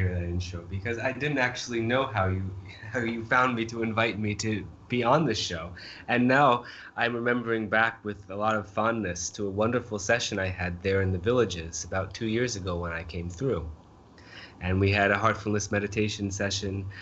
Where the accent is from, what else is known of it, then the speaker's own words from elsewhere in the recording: northeastern Maine, United States; now in New Delhi, India; I'm from Maine, okay? So not just Maine, but kind of a remote part of, you know, northeastern Maine